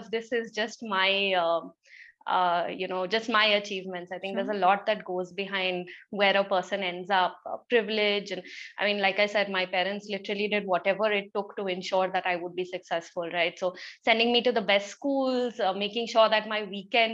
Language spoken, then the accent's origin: English; Kolkata, West Bengal, India; I grew up in Calcutta, which is so culturally rich